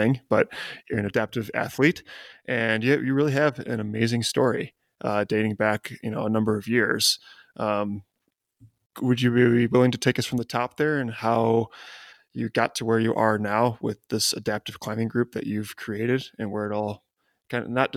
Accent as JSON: {"language": "English", "town": "Chicago", "region": "Illinois", "country": "United States", "said": "I'm from the Chicago area and there's a lot of parks"}